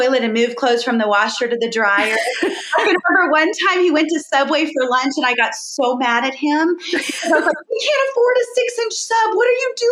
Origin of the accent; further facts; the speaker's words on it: Boca Raton, Florida, United States; So I was born in Florida, Boca Raton, Florida, very South Florida